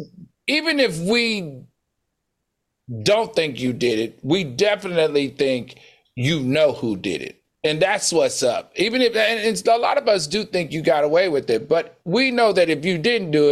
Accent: the South, United States; I grew up in the South.

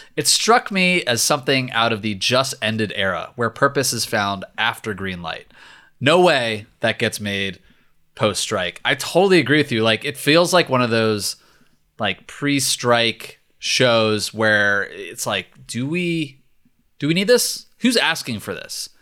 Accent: Virginia, United States; Virginia, my home state, the Commonwealth

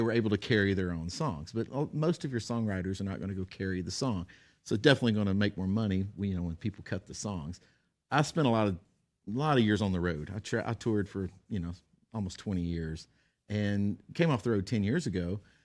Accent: Texas, United States; I'm a redneck from Texas

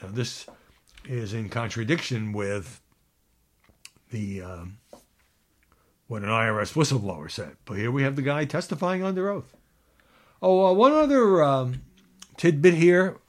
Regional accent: New York City, New York, United States; I'm from Brooklyn, just like Barbara Streisand.

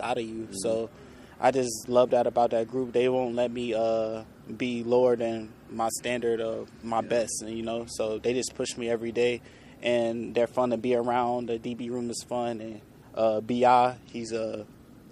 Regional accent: Roanoke, Virginia, United States; moved away as an adult; now in Edmonton, Canada; I came from Roanoke, Virginia.

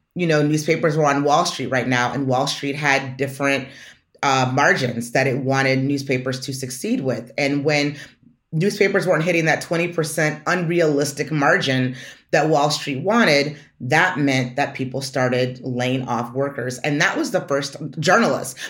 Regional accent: Detroit, Michigan, United States; moved away; Detroit's my hometown

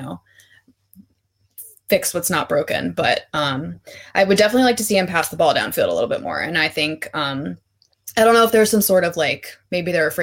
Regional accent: Baltimore, Maryland, United States; I am from Baltimore, so I am a Ravens fan

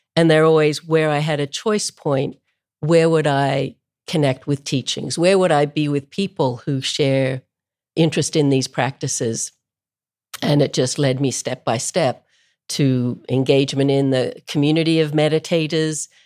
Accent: Melbourne, Victoria, Australia; moved away as an adult; I grew up in Melbourne, Australia, which is a long way from anywhere.

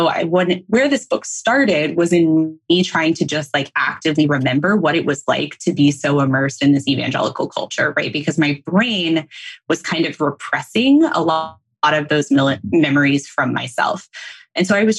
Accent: North Texas, United States; So I grew up in North Texas, like CJ

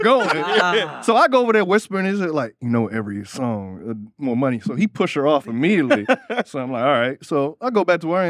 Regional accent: Miami, Florida, United States; moved away; I'm from Miami

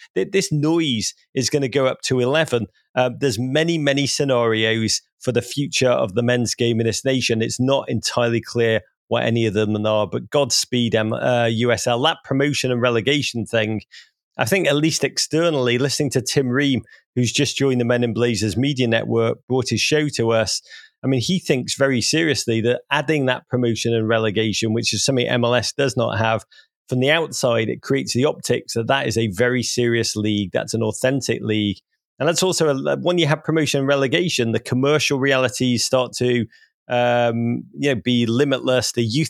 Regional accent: Wrexham, Wales, United Kingdom; born there; I was born near Wrexham. I mean, this is a hard part of Britain.

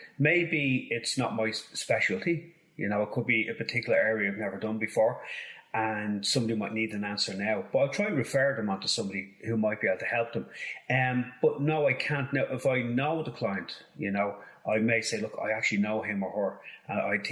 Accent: Dublin, Leinster, Ireland; I grew up in Finglas

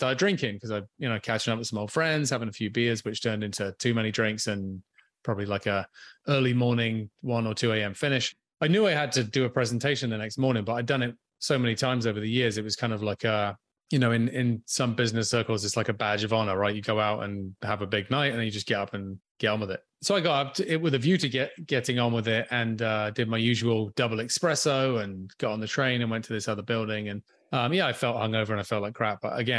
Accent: England, United Kingdom; moved away as an adult; now in Canada; I'm currently tuning in from Vancouver Island, but I grew up on a different island in the Atlantic. I grew up in England, in the UK. So yeah, some point in my mid to late 20s, I moved to Canada

